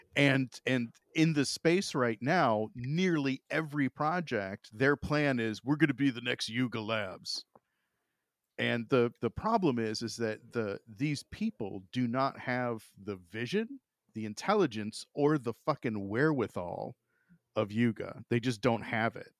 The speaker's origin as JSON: {"language": "English", "region": "Florida", "country": "United States", "tie": "born or raised there", "moved": "yes", "lives_now": "Ohio, United States", "said": "growing up in Florida, like, I, I mean, I live in Ohio now"}